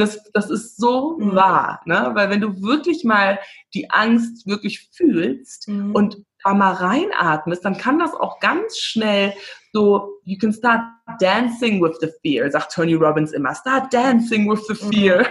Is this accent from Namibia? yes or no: yes; Windhoek, Khomas, Namibia; moved away; Ich komme aus Windhoek